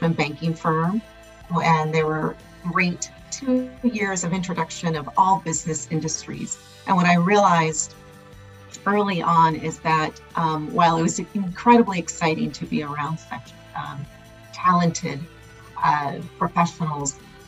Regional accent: Los Angeles, California, United States; I'm a Los Angeles native, born and raised in Los Angeles, from immigrant parents that moved here from Mexico when they're early teens

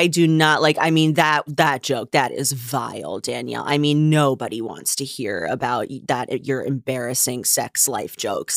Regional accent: United States; I'm from here, I grew up here, I am very American

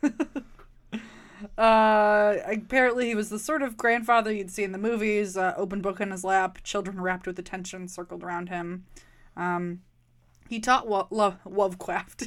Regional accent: Milwaukee, Wisconsin, United States; I'm from Milwaukee

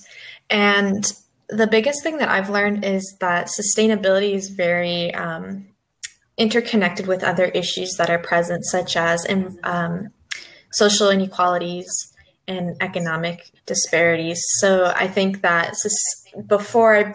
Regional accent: Phoenix, Arizona, United States; I'm from Phoenix, Arizona

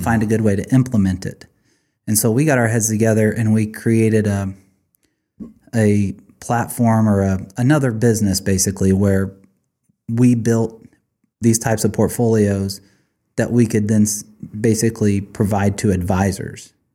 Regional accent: Blue Springs, Missouri, United States; also born or lived in Grain Valley, Missouri; Blue Springs, Missouri

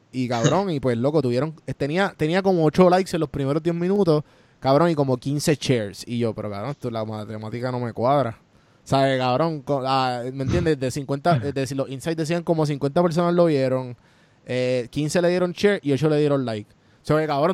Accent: Puerto Rico; moved away as an adult; now in Atlanta, United States; somos boricuas criados en Puerto Rico y nos fuimos literal por María, los tres.

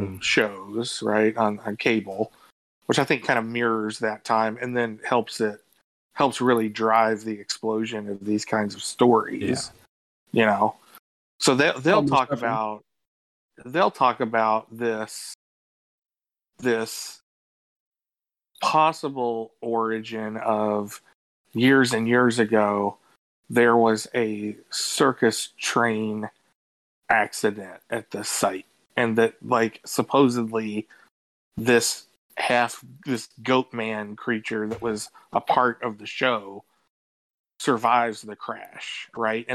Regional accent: Louisville, Kentucky, United States; I'm from Louisville, but this is like half an hour away from where I grew up.

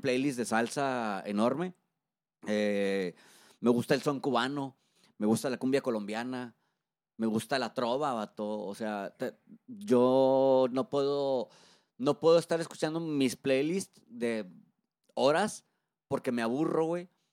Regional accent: Monterrey, Nuevo León, Mexico; soy un locutor de Monterrey, Nuevo León, ya con más de 15 años de trayectoria.

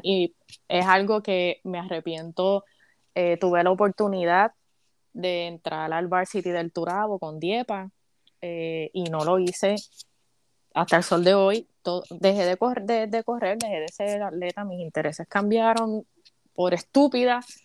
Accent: Caguas, Puerto Rico; moved away as an adult; now in United States; yo nací y me crié en Puerto Rico

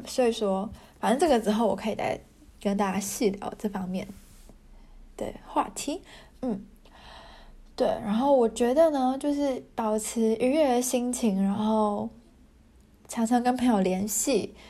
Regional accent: Taiwan; now in Germany; 台湾人在德国

